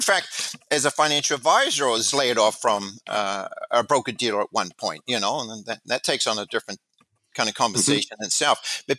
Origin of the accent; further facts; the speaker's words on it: New Zealand; moved away as an adult; I came from New Zealand. I came to this country knowing very little people. I had no family.